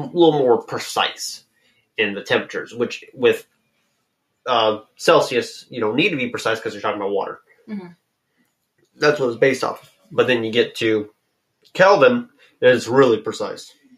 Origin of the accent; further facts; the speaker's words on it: United States; I'm I'm American